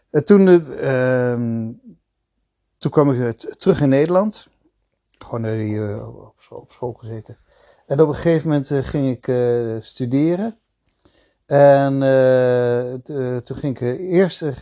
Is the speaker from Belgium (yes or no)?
yes; Belgium; also born or lived in The Hague, Netherlands / Italy / Switzerland; ik ben ehm, ehm, geboren in Den Haag. Maar